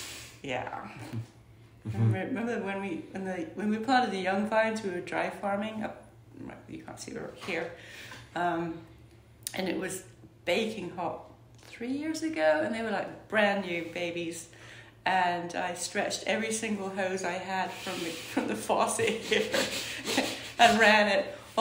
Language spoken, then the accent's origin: English; Iran; born there; also born or lived in Scotland; I was born in Iran. Mm-hmm. My father was in the Foreign Office, he was a diplomat, and we moved around the world, to Iran, North Africa, West Africa, Seattle. Ended up in Scotland, where he was from Scotland, so we lived in Scotland.